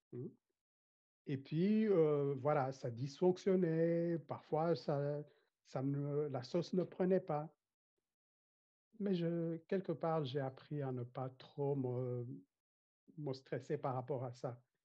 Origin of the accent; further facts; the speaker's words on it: Rwanda; je viens du Rwanda, euh, un pays blessé par le génocide des Tutsis que nous avons connu